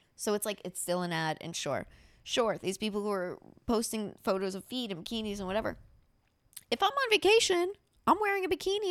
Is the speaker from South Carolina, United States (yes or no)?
no; near Miami, Florida, United States; moved away; also born or lived in New York; My parents, if I was born ninety-six, my parents moved down to, and it's not Miami, it's like Juville about twenty minutes away